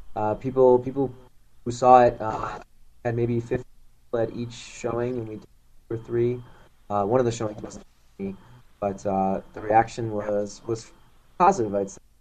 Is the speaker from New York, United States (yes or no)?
yes; Buffalo, New York, United States; moved away as an adult; now in New York City, United States; born and raised in Buffalo, New York, and moved to New York City a couple years ago to pursue acting